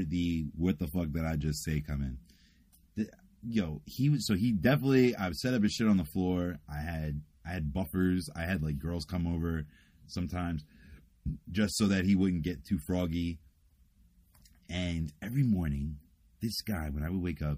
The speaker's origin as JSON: {"language": "English", "town": "New York City", "region": "New York", "country": "United States", "tie": "born or raised there", "also_born_or_lived": "Brooklyn / Indiana / New Jersey", "accent": "New York accent", "moved": "yes", "said": "I was born in Brooklyn, but I was raised in Queens"}